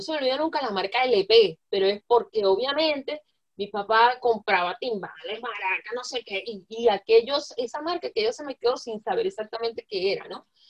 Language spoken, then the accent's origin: Spanish; Zulia, Venezuela; Yo soy zuliana de punta a punta, de verdad, de punta a punta